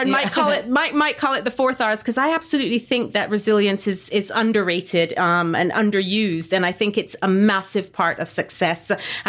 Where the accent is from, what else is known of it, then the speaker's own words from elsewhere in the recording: Barbados; also born or lived in London, United Kingdom; Like I grew up both in Barbados and then living in London. I've grown up and lived pretty close to airports.